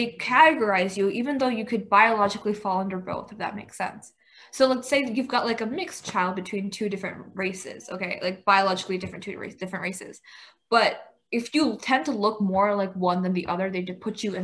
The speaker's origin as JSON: {"language": "English", "country": "United States", "tie": "born or raised there", "said": "I was born here, I brought up in an Indian household"}